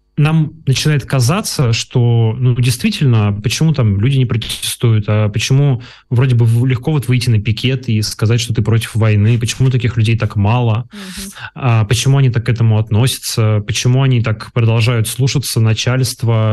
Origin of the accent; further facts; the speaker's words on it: Yekaterinburg, Sverdlovsk Oblast, Russia; moved away as an adult; Екатеринбург — это моя малая родина